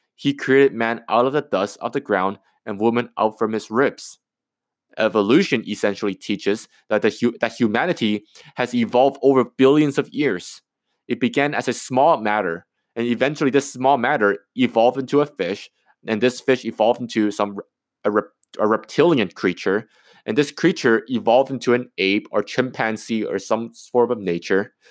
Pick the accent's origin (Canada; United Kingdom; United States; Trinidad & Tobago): Canada; I'm a Canadian, I, I, I'm from Canada